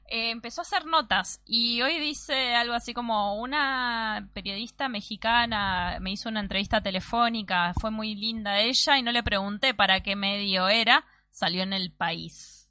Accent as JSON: {"language": "Spanish", "town": "Mar del Plata", "region": "Buenos Aires Province", "country": "Argentina", "said": "Acá le decimos granjas en Mar del Plata"}